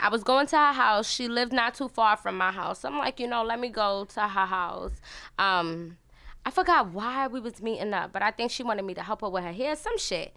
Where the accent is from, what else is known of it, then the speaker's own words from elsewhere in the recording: New York City, New York, United States; I was born in Brooklyn